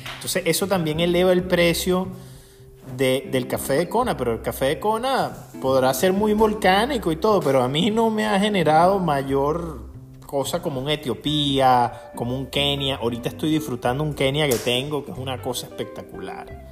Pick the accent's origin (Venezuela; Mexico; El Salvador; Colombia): Venezuela; Aragua; yo soy del estado de Aragua y en el estado de Aragua es la cuna del agrónomo en Venezuela